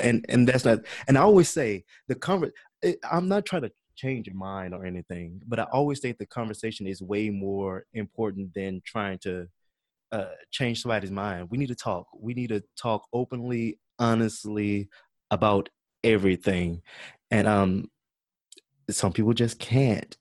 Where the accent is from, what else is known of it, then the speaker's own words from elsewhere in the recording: Baton Rouge, Louisiana, United States; moved away as an adult; now in Dallas, United States; I am from uh, Baton Rouge, Louisiana.